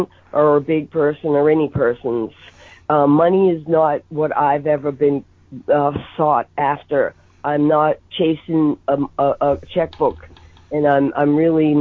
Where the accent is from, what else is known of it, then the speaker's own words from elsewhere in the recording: Boston, Massachusetts, United States; now in Los Angeles, United States; I'm from Boston